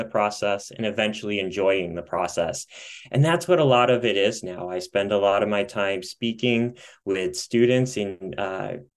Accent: Midwest, United States; also born or lived in Colorado; now in Michigan, United States; I am back closer to my Midwest roots

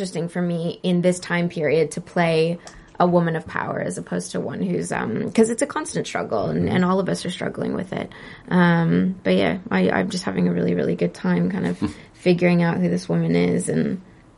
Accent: Calgary, Alberta, Canada; moved away; I was just in my hometown where I went to Mount Royal College

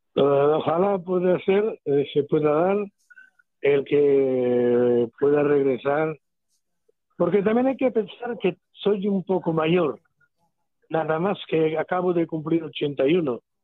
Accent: Catalonia, Spain; Siendo catalán

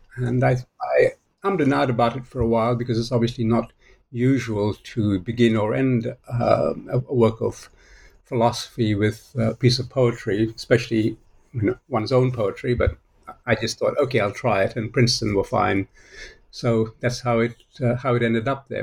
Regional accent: Malaysia; also born or lived in Australia / United States / United Kingdom; now in Singapore; I was born in Malaysia, uh, ended up in Australia where I became a citizen after 15 years or so

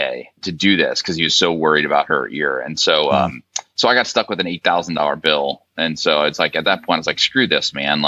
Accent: St. Louis, Missouri, United States; moved away as an adult; also born or lived in Stanford, California / Dayton, Ohio; I'm a Midwesterner. I'm from St. Louis originally

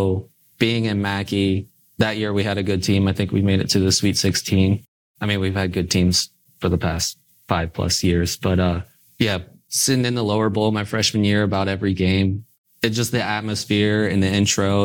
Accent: Indiana, United States; growing up in Indiana

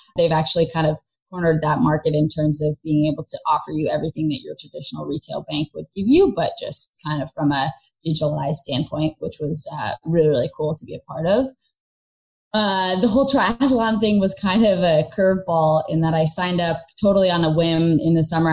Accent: San Francisco, California, United States; moved away as an adult; I grew up in San Francisco

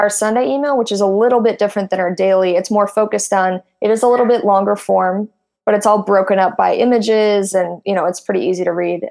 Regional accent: Midwest, United States; now in Silicon Valley, United States; I come from I'm from the Midwest.

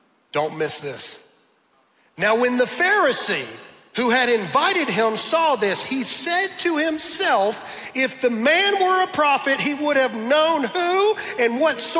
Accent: the South, United States; I'm from the South

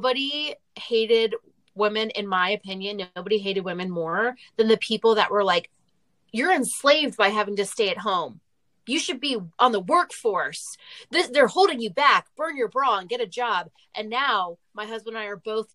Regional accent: United States; as an American woman

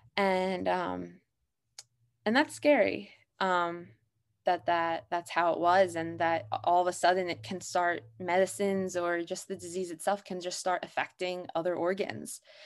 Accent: Abington, Pennsylvania, United States; I'm from Abington, Pennsylvania

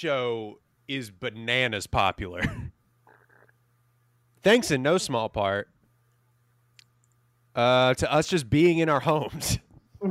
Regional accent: Lake Livingston, Texas, United States; You ever been to Lake Livingston? Let me tell you something. shout out my hometown

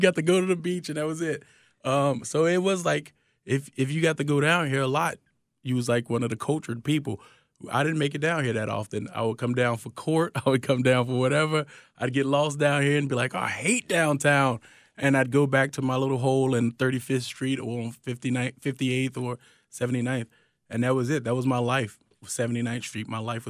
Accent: Chicago, Illinois, United States; It's work, hard work, like work for what you want kind of thing. I think that's the Chicago attitude.

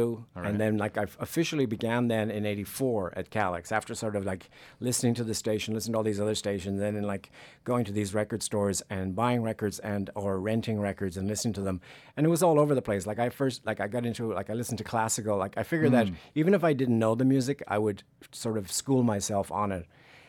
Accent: Dublin, Leinster, Ireland; moved away as an adult; also born or lived in San Francisco Bay Area, United States; now in United States; I'm from Ireland.

